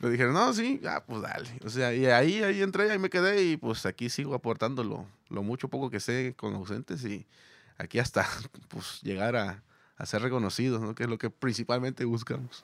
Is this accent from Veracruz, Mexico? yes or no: yes; Veracruz, Mexico; now in Monterrey, Mexico; yo no soy ah, de Monterrey, o sea, yo vengo de Veracruz